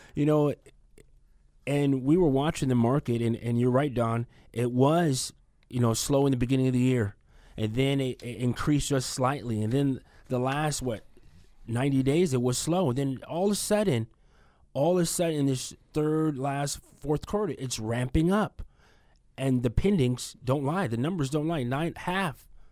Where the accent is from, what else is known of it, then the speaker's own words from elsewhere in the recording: Union City, California, United States; moved away as an adult; now in Fresno, United States; I'm from the East Bay, Union City, Fremont